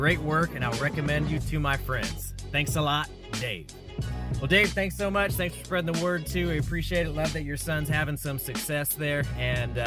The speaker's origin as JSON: {"language": "English", "town": "Chowchilla", "region": "California", "country": "United States", "tie": "born or raised there", "moved": "yes", "lives_now": "Fort Worth, United States", "said": "I'm in Fort Worth, Texas now, but I grew up in the Fresno area, Chowchilla to be specific"}